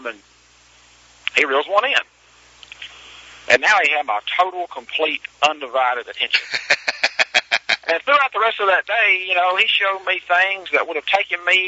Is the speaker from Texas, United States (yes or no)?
no; Mississippi, United States; I grew up in Mississippi